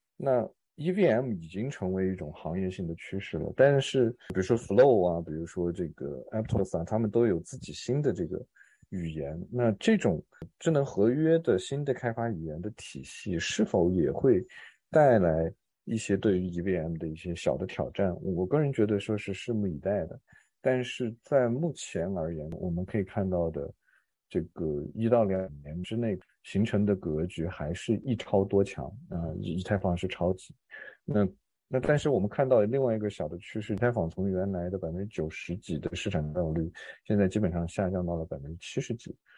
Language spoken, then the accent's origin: Chinese; China; 我是来自于中国